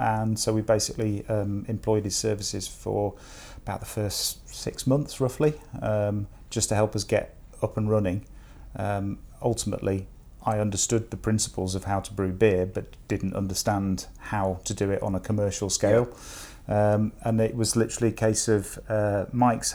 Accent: Chester, North West England, United Kingdom; now in Nottingham, United Kingdom; I'm actually from Chester, sort of the northwest.

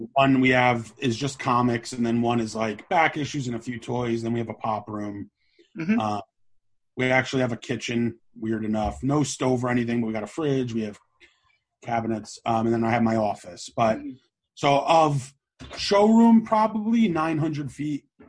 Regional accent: Oakland, New Jersey, United States; I grew up in Oakland, New Jersey

